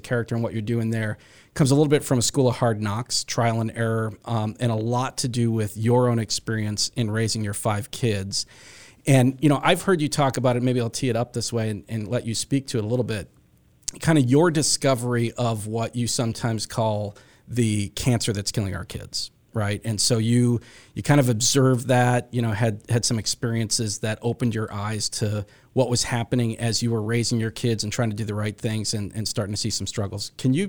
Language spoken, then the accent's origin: English; New England, United States; I grew up in New England, so you know, we got a lot of snow